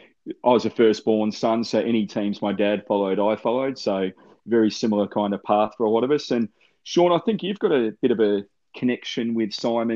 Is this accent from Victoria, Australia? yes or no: yes; Melbourne, Victoria, Australia; born and bred Melbourne boy originally